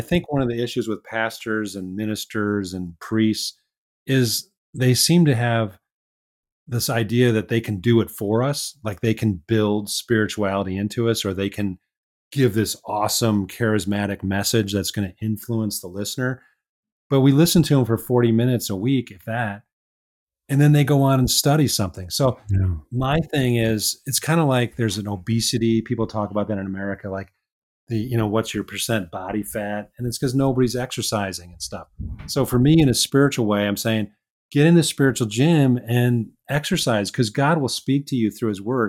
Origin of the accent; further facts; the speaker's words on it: Chicago, Illinois, United States; accent: Midwestern; I grew up in Chicago. So I'm a Midwesterner. my accent probably sounds a little bit Midwestern.